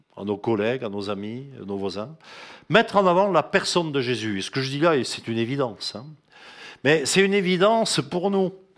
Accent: France; en tant que Français

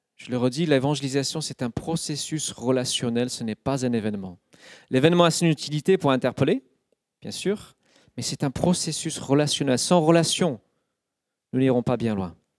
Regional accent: United Kingdom; French is a second language; now in France; Je suis citoyen du Royaume-Uni et non pas encore de la France. Je suis un étranger

